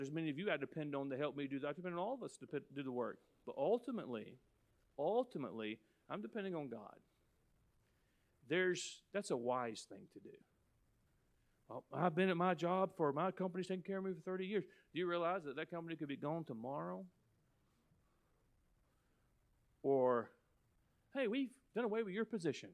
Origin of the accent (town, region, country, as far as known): United States